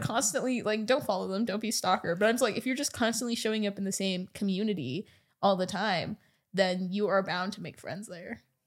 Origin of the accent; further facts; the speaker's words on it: Edmonton, Alberta, Canada; now in Vancouver, Canada; growing up in Edmonton, was, I spent most of the time just wanting to leave Edmonton